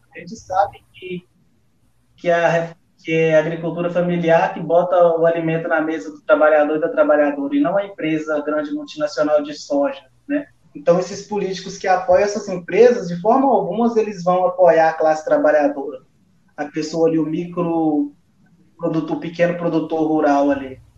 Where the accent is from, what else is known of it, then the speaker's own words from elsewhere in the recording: Zona da Mata Mineira, Minas Gerais, Brazil; also born or lived in Vale do Rio Doce, Minas Gerais; até que os meus pais foram sentados lá na zona da Mata Mineira